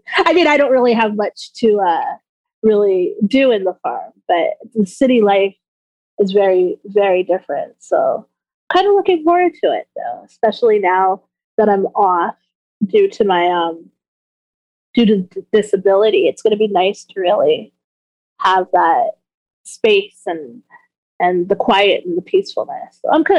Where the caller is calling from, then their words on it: Winnipeg, Manitoba, Canada; I am calling in from Winnipeg, Manitoba.